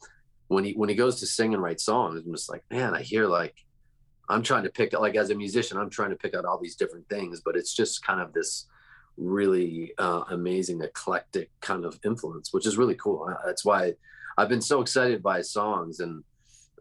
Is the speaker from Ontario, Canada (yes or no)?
yes; Toronto, Ontario, Canada; now in California, United States; I grew up in Toronto.